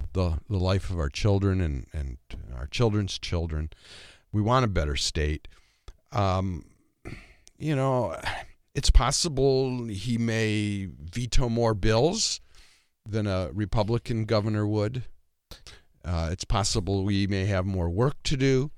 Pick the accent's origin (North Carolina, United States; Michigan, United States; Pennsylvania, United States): Michigan, United States; moved away as an adult; also born or lived in Twin Cities, Minnesota; now in Watertown, United States; I grew up in Michigan.